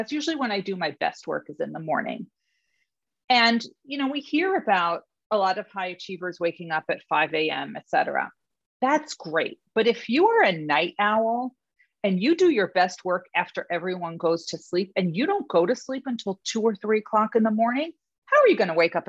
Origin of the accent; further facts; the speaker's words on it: New York City, New York, United States; I'm from New York City. We are the culture capital.